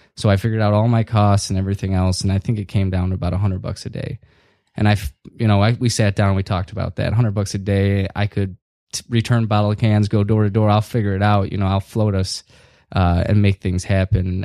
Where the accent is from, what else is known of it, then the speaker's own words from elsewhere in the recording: Northville, Michigan, United States; also born or lived in Chicago; I needed to move back more close to home where I grew up in Northville.